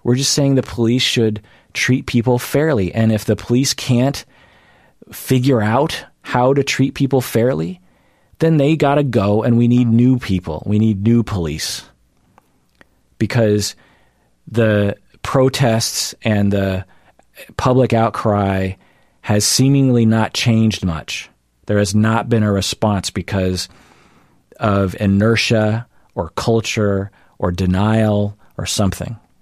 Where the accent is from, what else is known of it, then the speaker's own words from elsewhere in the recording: United States; I am Asian American